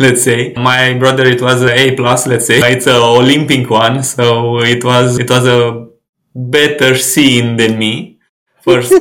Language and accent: English; Ploiești, Prahova, Romania; I grew up in a small city, Ploiești, near Bucharest, 60 kilometers away